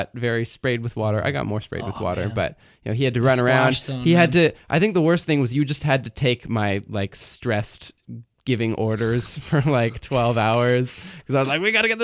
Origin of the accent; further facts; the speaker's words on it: Canada; We're Canadian